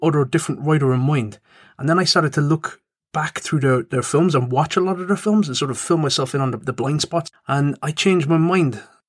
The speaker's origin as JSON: {"language": "English", "town": "Cork", "region": "Munster", "country": "Ireland", "tie": "born or raised there", "said": "I'm from Cork. Wasn't born there, but I was brought up there."}